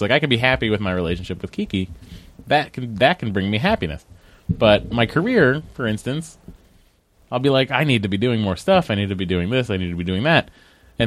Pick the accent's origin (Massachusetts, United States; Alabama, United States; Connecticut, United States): Massachusetts, United States; being from Massachusetts. Growing up in a specific time period that we grew up in, being Catholic.